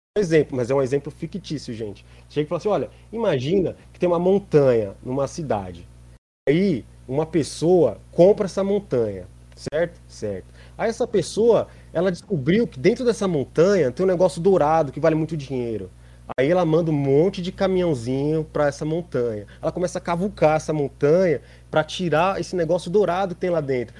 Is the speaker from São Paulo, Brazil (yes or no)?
yes; São Paulo, Brazil; a gente é de São Paulo, a gente vive numa cidade onde tem um bandeirantes